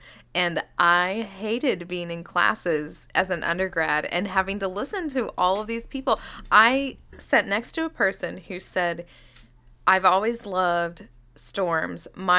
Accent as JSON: {"language": "English", "region": "Oklahoma", "country": "United States", "tie": "born or raised there", "said": "I grew up in Oklahoma"}